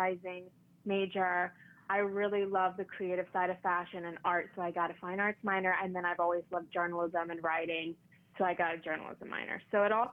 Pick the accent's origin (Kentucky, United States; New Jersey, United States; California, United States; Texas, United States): Kentucky, United States; Paducah; moved away as an adult; also born or lived in Lexington, Kentucky; now in New York, United States; I'm from Paducah originally